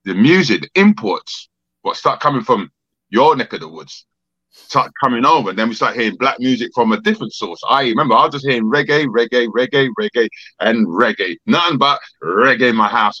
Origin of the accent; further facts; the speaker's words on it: London, United Kingdom; accent: London, Jamaican; also born or lived in Jamaica; I got that London sound because I'm a Londoner. Also, I got that Jamaican sound